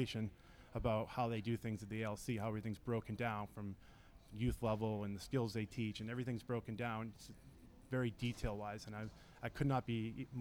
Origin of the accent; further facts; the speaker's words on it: Nashua, New Hampshire, United States; growing up in Nashua, playing in Nashua